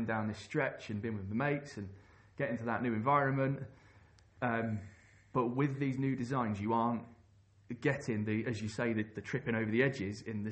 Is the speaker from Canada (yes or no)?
no; London, United Kingdom; I grew up in London and learnt to paddle on the Thames